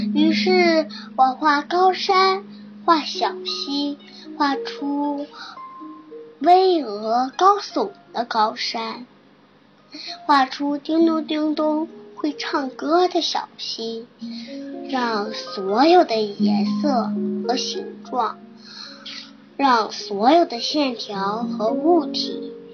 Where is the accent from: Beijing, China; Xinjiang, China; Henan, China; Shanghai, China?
Beijing, China; 我是来自北京的